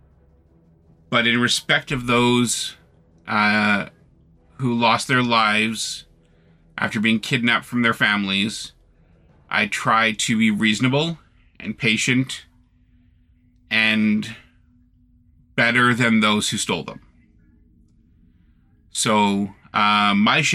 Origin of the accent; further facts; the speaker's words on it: Canada; I am Canadian